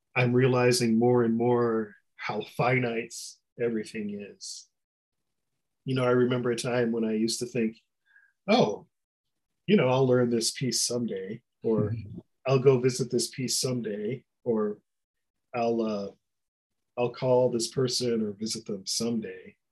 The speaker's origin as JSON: {"language": "English", "town": "Detroit", "region": "Michigan", "country": "United States", "tie": "born or raised there", "said": "I grew up in Detroit"}